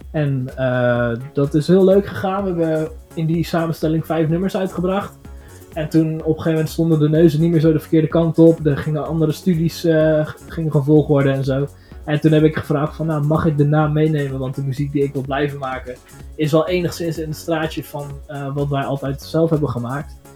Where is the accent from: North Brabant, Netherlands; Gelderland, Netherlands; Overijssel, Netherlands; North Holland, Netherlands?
Overijssel, Netherlands; Zwolle; Eh, wij zijn viertal uit Zwolle.